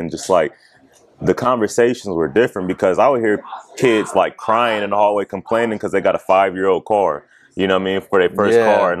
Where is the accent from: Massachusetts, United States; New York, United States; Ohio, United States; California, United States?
Ohio, United States; Mansfield; also born or lived in Columbus, Ohio; Mansfield, Ohio.